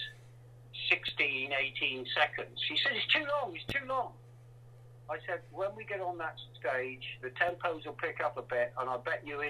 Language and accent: English; England, United Kingdom; being English